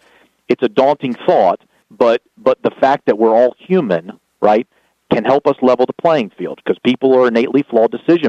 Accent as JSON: {"language": "English", "region": "the South", "country": "United States", "accent": "Southern", "said": "my Southern accent"}